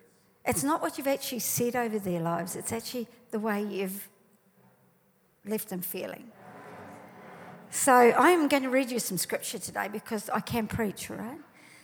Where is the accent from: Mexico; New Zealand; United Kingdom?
New Zealand; now in Australia; I came to Australia from New Zealand and we are different. We might speak the same English, but we are different.